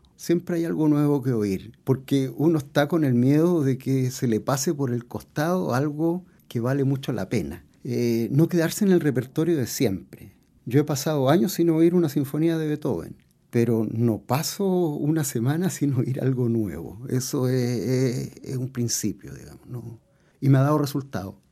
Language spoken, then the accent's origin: Spanish; Puerto, Valparaíso, Chile; Yo vengo de Puerto y dentro de mis primeras experiencias musicales estaban los orfeones, las retretas de los días domingo